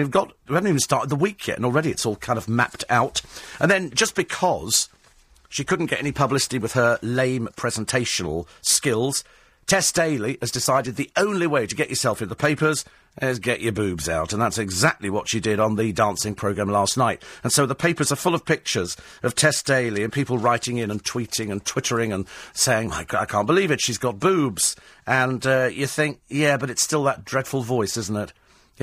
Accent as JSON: {"language": "English", "country": "United Kingdom", "said": "It's polite, it's called, you know, being British, you go, how are you?"}